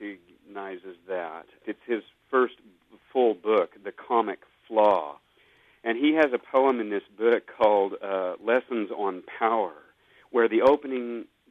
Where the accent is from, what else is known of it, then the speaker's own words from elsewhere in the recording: United States; I grew up in the Southern Baptist tradition, and I'm actually even a preacher's kid.